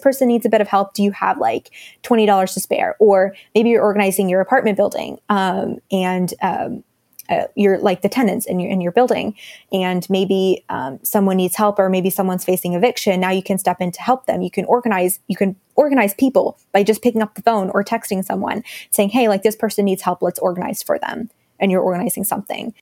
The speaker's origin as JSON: {"language": "English", "town": "Dallas", "region": "Texas", "country": "United States", "also_born_or_lived": "India", "said": "I'm from Dallas, Texas"}